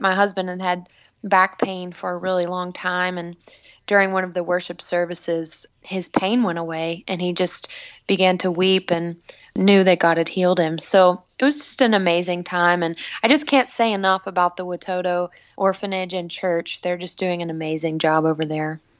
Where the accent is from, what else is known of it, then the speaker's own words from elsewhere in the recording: South Carolina, United States; I grew up in South Carolina in a small hometown.